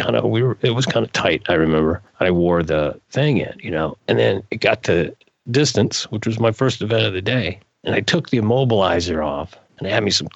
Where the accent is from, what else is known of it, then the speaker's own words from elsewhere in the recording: Midwest, United States; I'm from the Midwest